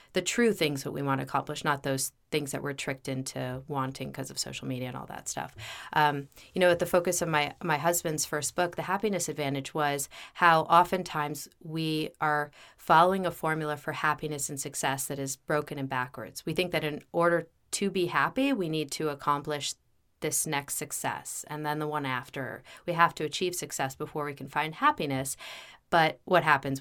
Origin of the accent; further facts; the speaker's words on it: United States; also born or lived in New York / New Jersey / Bethesda, Maryland; I was born in New York. I grew up in New Jersey, and then in Bethesda, Maryland